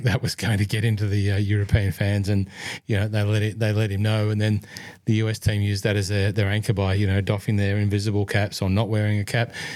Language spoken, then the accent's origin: English; Scotland, United Kingdom; accent: Scottish; German's my second language if there was one outside of my Scottish accent